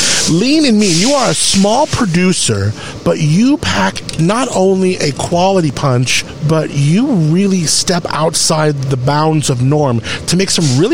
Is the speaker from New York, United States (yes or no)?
no; California, United States; Well, I'm born and raised in California